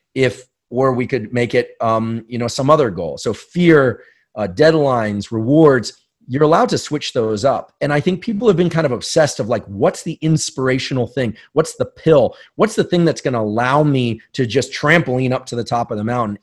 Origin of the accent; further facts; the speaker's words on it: San Francisco, California, United States; growing up in New Zealand or in, you know, South Bay, San Francisco, for me